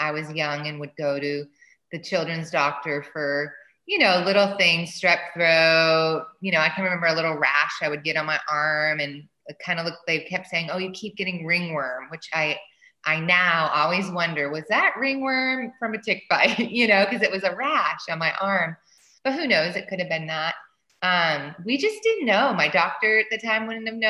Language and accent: English; Reading, Massachusetts, United States; moved away; also born or lived in Seattle / Nashville; I grew up right outside of Boston, Massachusetts, as we say, Boston, and in a town called Reading, Mass